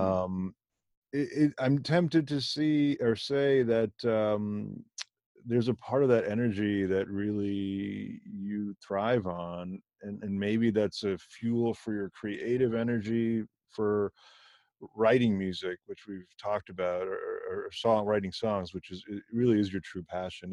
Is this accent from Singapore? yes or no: no; Germany; I was born in Germany to parents of Indian origin